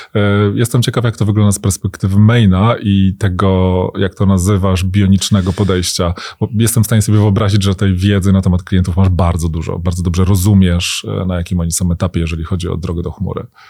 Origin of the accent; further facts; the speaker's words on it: Łódź, Łódź Voivodeship, Poland; jako rodowity łodzianin